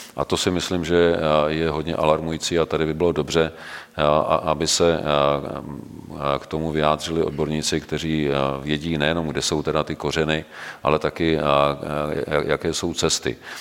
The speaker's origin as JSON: {"language": "Czech", "country": "Czechia", "said": "jako Češi"}